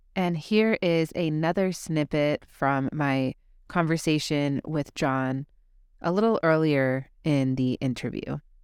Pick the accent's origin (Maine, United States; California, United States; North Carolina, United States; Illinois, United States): California, United States; Burbank; I am recording from my hometown, Burbank, California